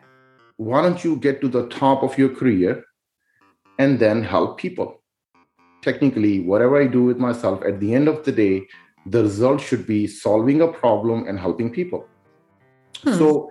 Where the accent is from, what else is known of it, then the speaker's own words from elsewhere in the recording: Pakistan; moved away; I was, you know, born and raised in Pakistan